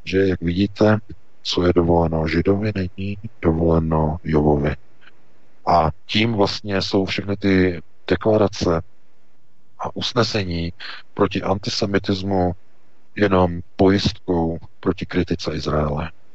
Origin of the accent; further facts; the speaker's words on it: Czechia; my jako Češi máme právo na eh, naše pohraničí